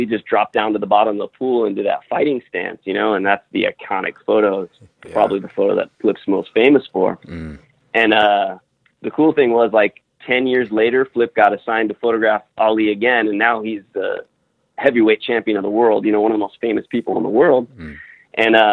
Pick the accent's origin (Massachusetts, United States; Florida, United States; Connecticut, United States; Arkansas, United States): Florida, United States; Miami; moved away as an adult; also born or lived in Rochester, New York; now in Los Angeles, United States; I grew up in Miami, Florida